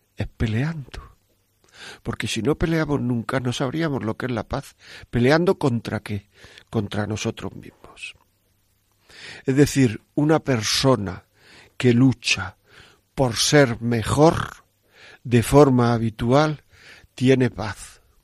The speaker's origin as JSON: {"language": "Spanish", "town": "Granada", "region": "Andalusia", "country": "Spain", "tie": "born or raised there", "said": "yo soy de Granada"}